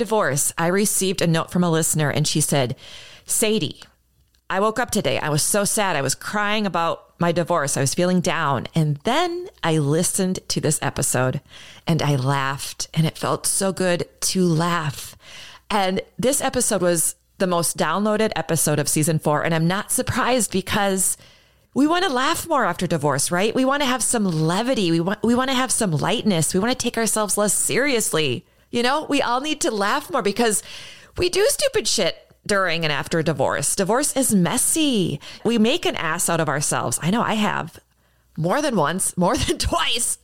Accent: St. Paul, Minnesota, United States; my hometown of St. Paul

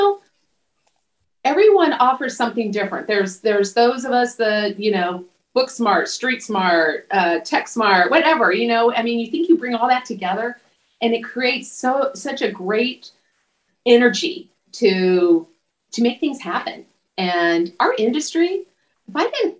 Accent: Imperial Valley, California, United States; I was from the Imperial Valley

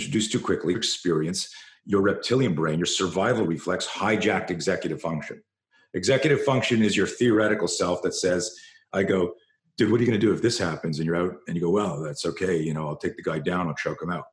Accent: Canada; I grew up in Canada

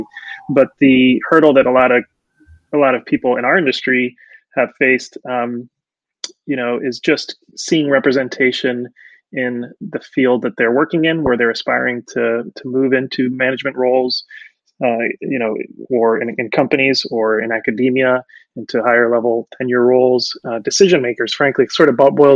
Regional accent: Amherst, Massachusetts, United States; English is a second language; also born or lived in Puerto Rico; I grew up in Amherst, which is very sort of liberal, happy, they call it the Happy Valley college town

